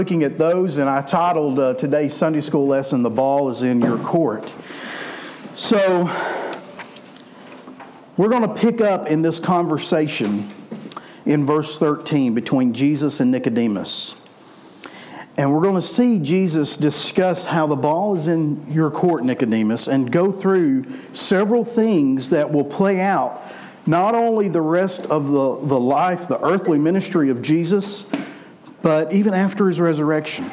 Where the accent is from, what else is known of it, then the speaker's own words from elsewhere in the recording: Memphis, Tennessee, United States; I'm from Memphis, so we like basketball in Memphis